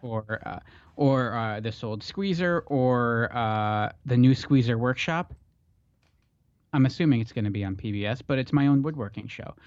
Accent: Pennsylvania, United States; We grew up in the East Belt, pretzel country

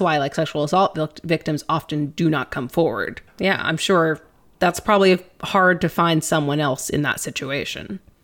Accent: East Texas, United States; we grew up in East Texas

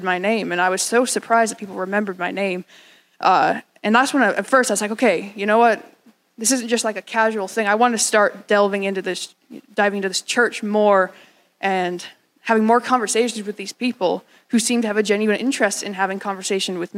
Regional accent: Scotland, United Kingdom; moved away; I'm the son of the Scottish man, by the way. I was born in Scotland.

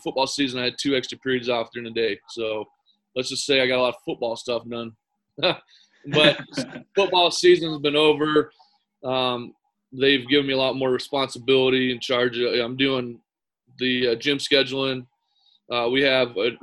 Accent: Eagle River, Alaska, United States; also born or lived in Chadron, Nebraska; I grew up here in Eagle River, Alaska, and played here at Chugiak

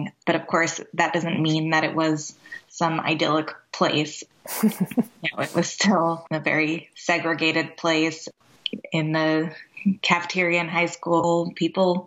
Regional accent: Boston, Massachusetts, United States; I grew up in the Boston area

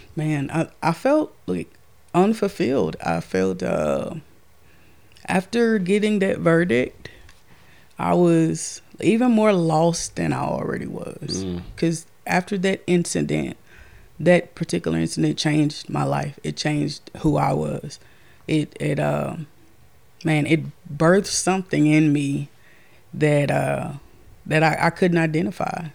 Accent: Castor, Louisiana, United States; I'm from Castor, Louisiana.

